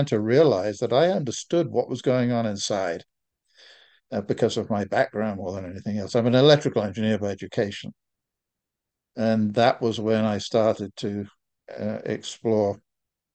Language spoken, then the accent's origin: English; England, United Kingdom; moved away as an adult; now in United States; I'm English by definition, but I'm American by official status